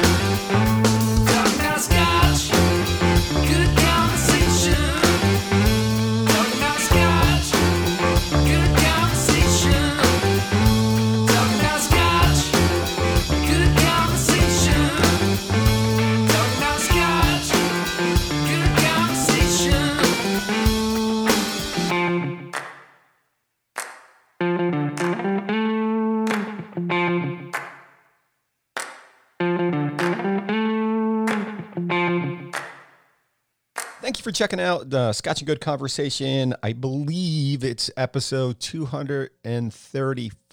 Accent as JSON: {"language": "English", "region": "Florida", "country": "United States", "tie": "born or raised there", "also_born_or_lived": "New Jersey", "said": "I was born in New Jersey, but I've been in Florida most of my life."}